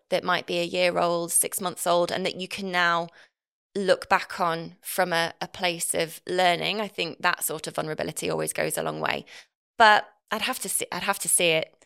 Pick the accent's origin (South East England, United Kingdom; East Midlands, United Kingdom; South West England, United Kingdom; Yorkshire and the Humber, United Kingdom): East Midlands, United Kingdom; Nottinghamshire; accent: Northern; moved away; I'm from Nottinghamshire originally